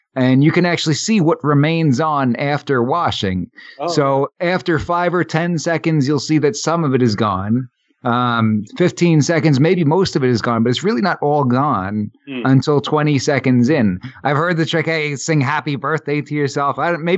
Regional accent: New York, United States; We're from New York

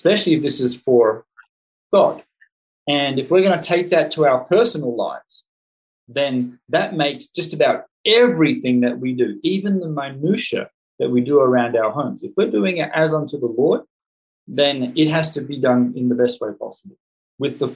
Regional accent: Australia; I'm an Australian

